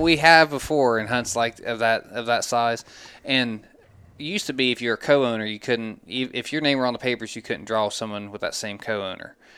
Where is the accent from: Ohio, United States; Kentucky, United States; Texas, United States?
Ohio, United States; Glouster; we're both from Gloucester originally